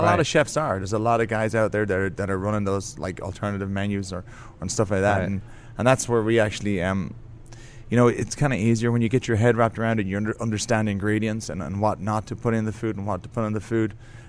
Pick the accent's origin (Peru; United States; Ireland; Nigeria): Ireland; We started making breads at home, trying to make bread because I'm Irish.